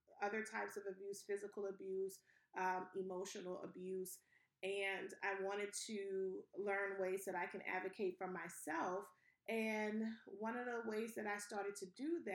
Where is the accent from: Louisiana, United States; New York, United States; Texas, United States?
Louisiana, United States; New Orleans; So I'm originally from New Orleans, Louisiana.